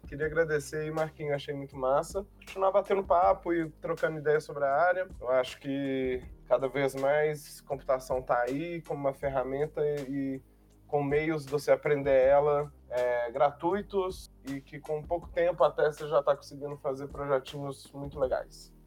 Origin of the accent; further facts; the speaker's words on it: Belo Horizonte, Minas Gerais, Brazil; eu sou aqui de Belo Horizonte, então eu percebo muito o mercado daqui